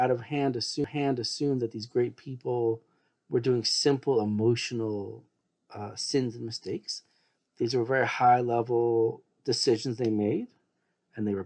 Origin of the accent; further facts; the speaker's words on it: Seattle, Washington, United States; also born or lived in Jerusalem, Israel; now in Baltimore, United States; I was born and raised in Seattle, Washington, and I spent many years in Jerusalem, Israel